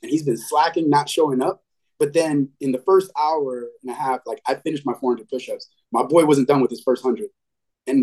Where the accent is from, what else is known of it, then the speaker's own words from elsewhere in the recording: New York City, New York, United States; moved away as an adult; now in Orlando, United States; I grew up in the Bronx, lived in the Bronx for 18 years.